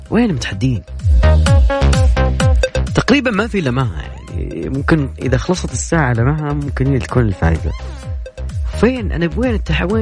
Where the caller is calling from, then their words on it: Riyadh, Riyadh Province, Saudi Arabia; الله اكلمك من الرياض انا اخوك لا مو كذا وانا اخوك الله من الرياض